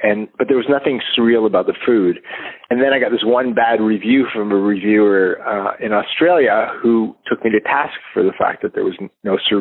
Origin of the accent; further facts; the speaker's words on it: Canada; I am Canadian